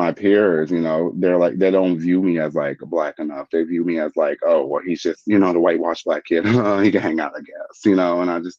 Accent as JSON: {"language": "English", "town": "San Francisco", "region": "California", "country": "United States", "tie": "born or raised there", "said": "I grew up in Sunnydale Project in San Francisco, the worst projects out here with my close-knit family."}